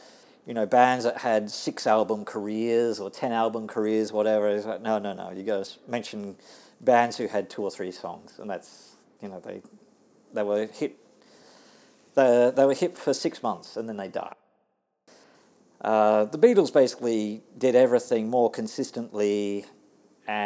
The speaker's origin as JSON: {"language": "English", "country": "Australia", "accent": "Aussie", "moved": "yes", "lives_now": "Tokyo, Japan", "said": "my Aussie accent."}